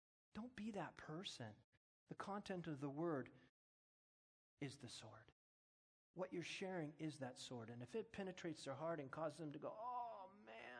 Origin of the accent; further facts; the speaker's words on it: United States; I'm an American. I'm born in America